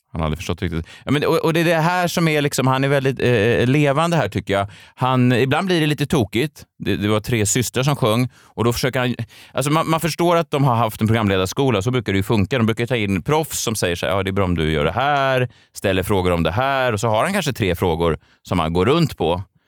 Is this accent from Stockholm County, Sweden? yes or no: yes; Stockholm, Stockholm County, Sweden; Jag är uppvuxen i Vasastan i Stockholm